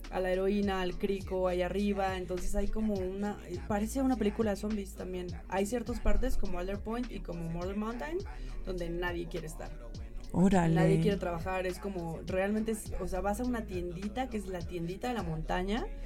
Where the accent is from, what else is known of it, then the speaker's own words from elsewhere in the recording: Mexico; tenían una granja donde había gente de Costa Rica, de Brasil, habíamos mexicanas, colombianas